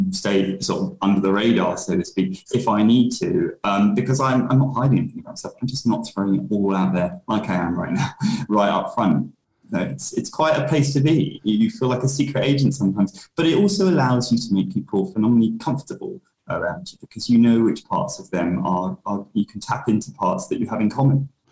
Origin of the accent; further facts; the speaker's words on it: London, United Kingdom; I was born in London uh, yep. in 1985